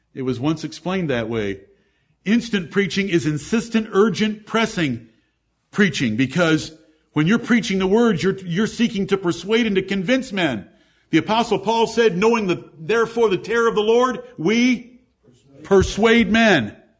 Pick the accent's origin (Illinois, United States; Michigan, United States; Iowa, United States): Michigan, United States; Ann Arbor; I'm from Ann Arbor